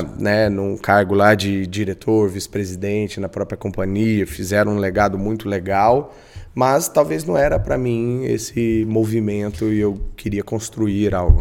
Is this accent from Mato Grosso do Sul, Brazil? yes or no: yes; Campo Grande, Mato Grosso do Sul, Brazil; sou um bom campograndense, uhum. nascido e criado na Mata do Jacinto